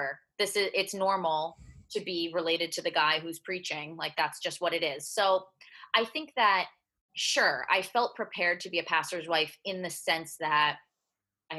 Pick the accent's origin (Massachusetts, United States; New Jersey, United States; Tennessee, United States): New Jersey, United States; I grew up in New Jersey